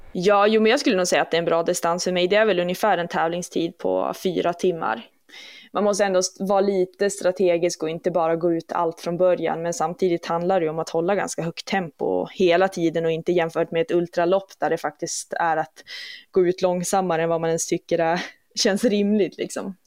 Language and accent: Swedish; Umeå, Västerbotten County, Sweden; moved away as an adult; also born or lived in Jämtland; now in Duved, Sweden; har ju gått skola i Umeå, så att sen jag var, från att jag var 6 till att jag var 18 så var det ju platta Umeå som var hemmastaden